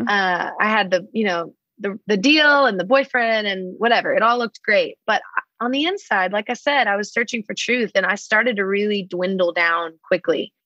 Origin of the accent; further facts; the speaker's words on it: Dallas, Texas, United States; moved away as an adult; now in Nashville, United States; I'm originally from Dallas, Texas.